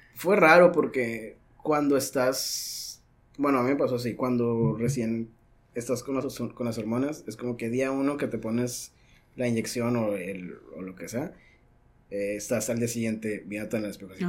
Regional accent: Caborca, Sonora, Mexico; also born or lived in Tijuana, Baja California; now in Baja California, Mexico; nací en Caborca

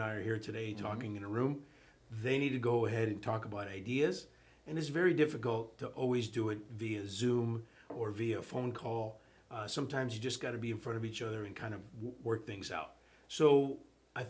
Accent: Chicago, Illinois, United States; moved away as an adult; now in South Florida, United States; I'm from Chicago. They were doing that when I was a kid in Chicago

